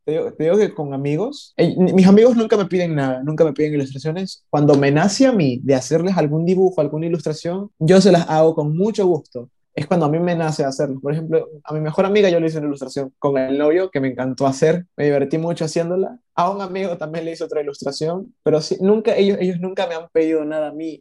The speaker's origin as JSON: {"language": "Spanish", "country": "Ecuador", "said": "yo no soy de México, yo soy de Ecuador"}